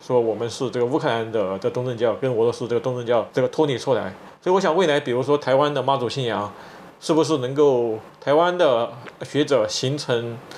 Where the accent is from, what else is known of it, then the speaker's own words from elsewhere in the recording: China; first language Chinese; moved away as an adult; now in United States; 我在二零一二年离开中国之前